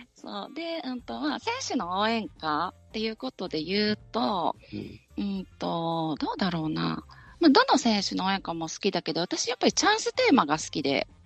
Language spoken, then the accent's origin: Japanese; Tokai area, Japan; also born or lived in Hyogo; 生まれは東海圏なので、中日ドラゴンズのお膝元で育ってた